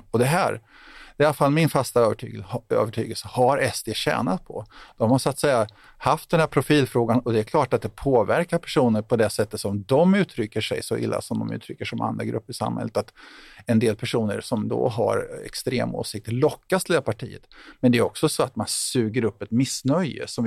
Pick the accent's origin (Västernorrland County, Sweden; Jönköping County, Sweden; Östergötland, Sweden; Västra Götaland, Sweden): Jönköping County, Sweden; Tranås; jag kommer själv ursprungligen från Tranås och det här är, liksom, det är svåra saker att diskutera i, små, i mindre samhällen ute på landsbygden och så vidare.